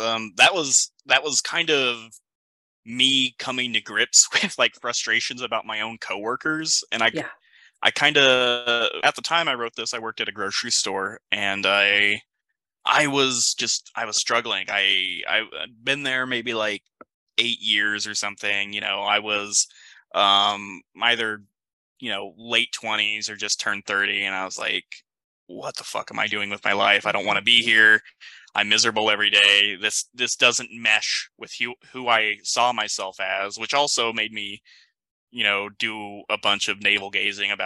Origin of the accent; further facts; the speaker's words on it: United States; I am kind of an American